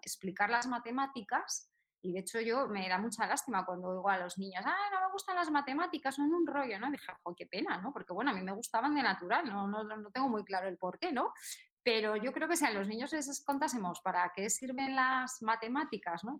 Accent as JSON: {"language": "Spanish", "town": "Salinas", "region": "Asturias", "country": "Spain", "tie": "born or raised there", "also_born_or_lived": "London", "moved": "as an adult", "lives_now": "Madrid, Spain", "said": "yo soy de Asturias"}